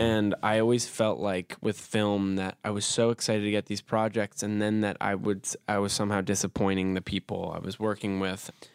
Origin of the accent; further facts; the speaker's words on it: New York City, New York, United States; I was born and raised in Brooklyn, New York